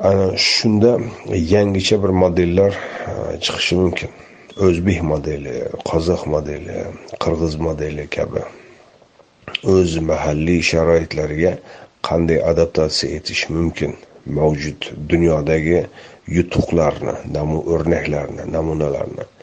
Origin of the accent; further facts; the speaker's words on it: Uzbekistan; o'zbeklik endi hammamiz o'zbekmiz